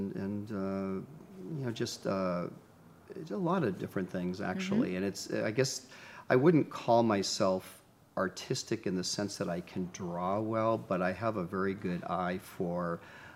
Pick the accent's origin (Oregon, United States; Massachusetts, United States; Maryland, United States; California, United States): Massachusetts, United States; Boston; moved away as an adult; now in Los Angeles, United States; I'm from Boston originally and moved to LA to do my surgical training